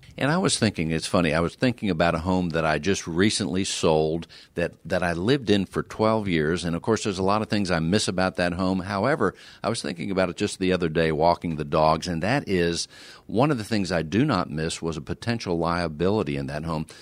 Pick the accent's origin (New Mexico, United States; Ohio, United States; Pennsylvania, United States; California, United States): Pennsylvania, United States; now in Houston, United States; I grew up in Pennsylvania